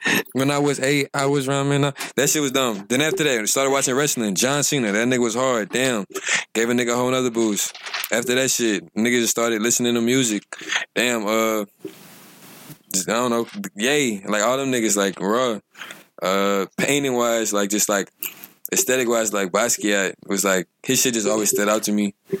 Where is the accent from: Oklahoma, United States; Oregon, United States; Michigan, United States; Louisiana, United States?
Louisiana, United States; Lafayette; I was born in Lafayette, Louisiana, Lafayette General Hospital at 1204 on Easter.